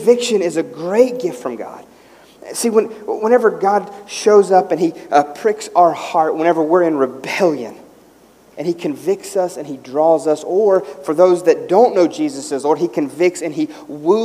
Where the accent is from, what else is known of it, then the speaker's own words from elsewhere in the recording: West Virginia, United States; as a kid growing up in West Virginia